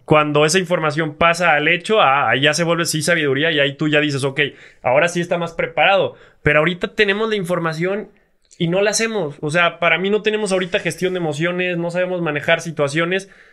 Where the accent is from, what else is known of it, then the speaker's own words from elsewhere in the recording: Mexico; nosotros como mexicanos